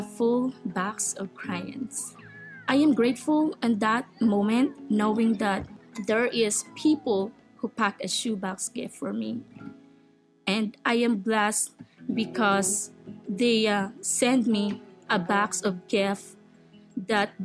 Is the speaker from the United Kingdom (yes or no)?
no; Philippines; moved away; I was born in the Philippines and growing up in a poor family and living in a tiny house, no stove.